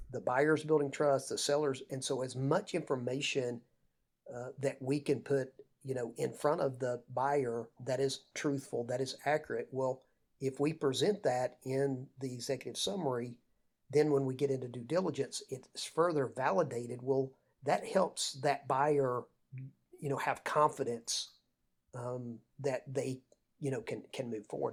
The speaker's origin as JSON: {"language": "English", "area": "Lake Lanier", "region": "North Georgia", "country": "United States", "tie": "born or raised there", "said": "I grew up on Lake Lanier, uh, in North Georgia"}